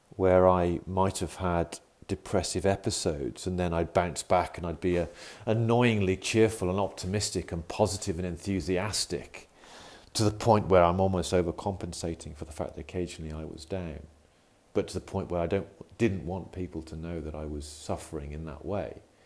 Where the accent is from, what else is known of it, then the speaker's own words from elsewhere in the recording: United Kingdom; accent: UK; in the UK, as you can probably tell from my accent